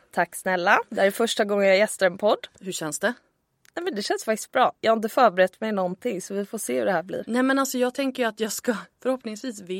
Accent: Gothenburg, Västra Götaland, Sweden; jag är ju från Göteborg.

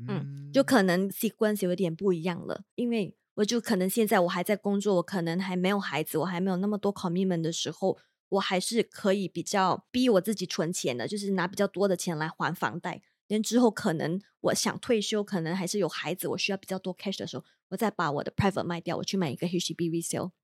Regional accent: Malaysia; now in Singapore; 我们马来西亚人会更加不懂嘛

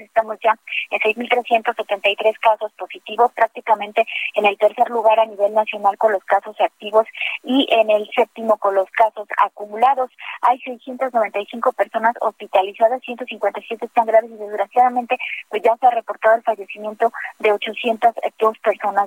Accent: Acayucan, Veracruz, Mexico; en Acayuca, en Veracruz, acá en mi tierra

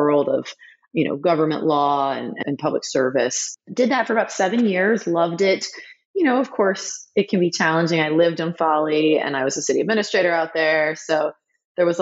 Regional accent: Charleston, South Carolina, United States; I grew up in Charleston

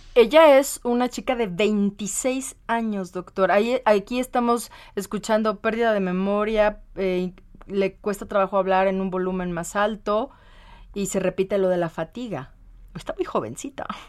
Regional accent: Morelia, Michoacán, Mexico; yo soy de Morelia

